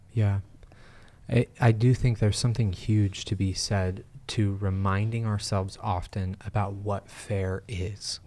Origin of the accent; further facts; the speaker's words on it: United States; as American Christians